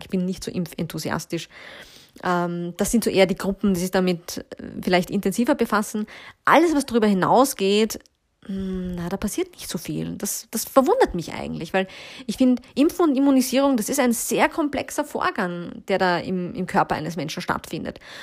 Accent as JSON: {"language": "German", "country": "Austria", "said": "bei uns in Österreich"}